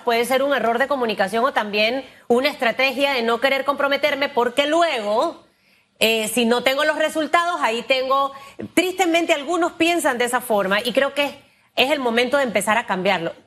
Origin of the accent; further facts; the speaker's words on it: Panama; somos los panameños